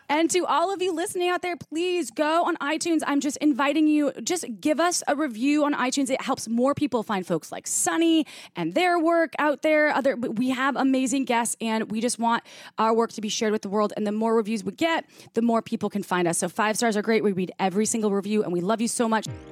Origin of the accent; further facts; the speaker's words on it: Midwest, United States; I grew up in the Midwest